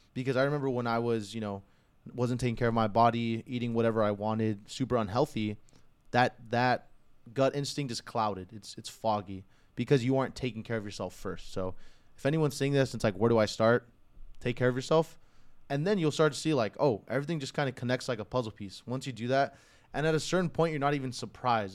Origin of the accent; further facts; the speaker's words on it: California, United States; I was fortunate enough to be born here